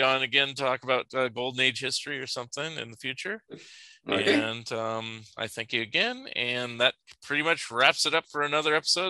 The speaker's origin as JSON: {"language": "English", "region": "California", "country": "United States", "also_born_or_lived": "Eugene, Oregon", "moved": "as an adult", "lives_now": "Springfield, United States", "said": "I'm from California"}